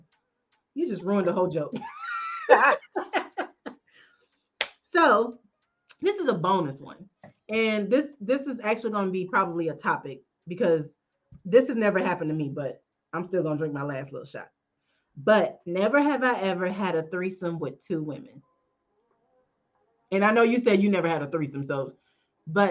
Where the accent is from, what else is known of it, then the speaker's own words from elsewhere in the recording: Texas, United States; now in Atlanta, United States; I'm from Texas